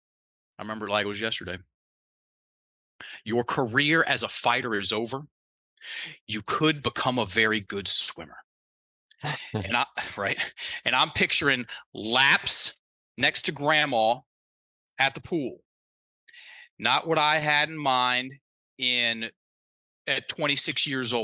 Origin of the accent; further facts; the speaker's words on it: Virginia, United States; accent: Southern; also born or lived in Thailand; I'm from Virginia. Both sets of my, both mom's side, dad's side, they're from Virginia too